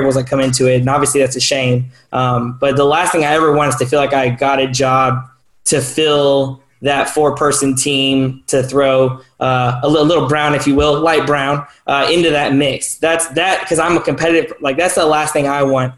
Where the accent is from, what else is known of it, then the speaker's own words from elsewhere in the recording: Hawaii, United States; now in Kentucky, United States; I grew up in Hawaii where I was a majority, and I now live in Kentucky where I'm a minority.